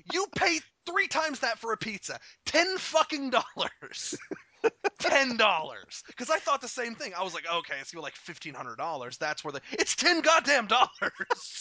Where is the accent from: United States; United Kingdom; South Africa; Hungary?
United States; Arkansas; I'm from Arkansas. I've lived here the better portion of my life. I wasn't born here